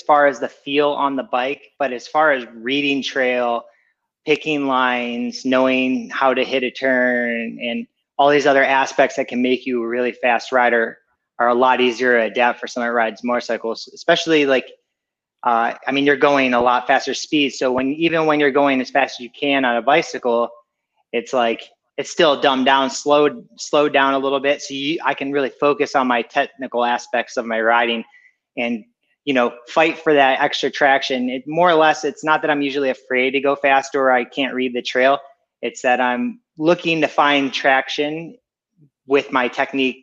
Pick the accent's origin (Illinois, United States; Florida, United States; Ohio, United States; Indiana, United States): Ohio, United States; moved away as an adult; also born or lived in California; now in Murrieta, United States; I grew up in Ohio, so there's not much mountains